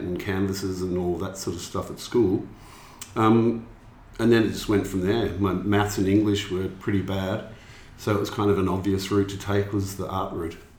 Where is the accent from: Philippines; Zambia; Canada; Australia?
Australia; Melbourne, Victoria; also born or lived in London; from Melbourne originally.